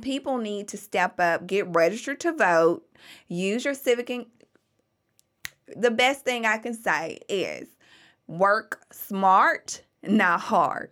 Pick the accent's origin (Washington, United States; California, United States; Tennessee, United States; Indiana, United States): Tennessee, United States; Memphis; I was born and raised in Memphis. I'm a true blue Memphian